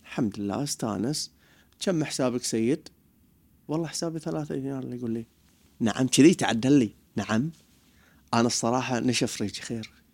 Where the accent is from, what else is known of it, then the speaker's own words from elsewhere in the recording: Bahrain; انا حلاق بحريني